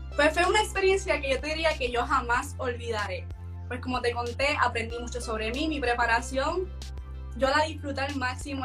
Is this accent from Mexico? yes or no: no; Puerto Rico